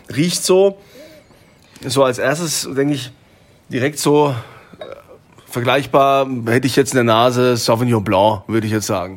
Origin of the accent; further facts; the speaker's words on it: Germany; bei uns in Deutschland